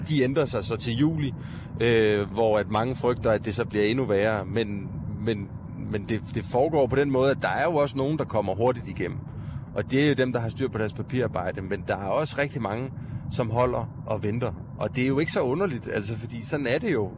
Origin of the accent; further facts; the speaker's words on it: Odense, Southern Denmark, Denmark; Nana Munk øh, og jeg er begge to fra Odense